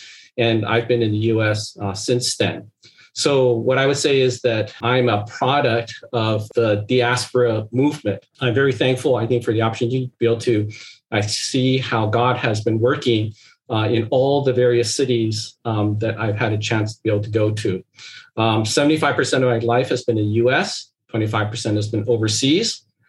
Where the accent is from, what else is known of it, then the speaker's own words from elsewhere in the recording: Seattle, Washington, United States; I'm always stuck because I can't give a single answer is like I'm from Seattle.